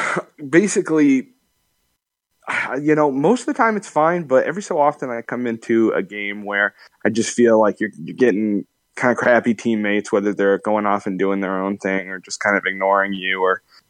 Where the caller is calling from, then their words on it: Gig Harbor, Washington, United States; Hey, what's up, Jeff? This is … from Gig Harbor.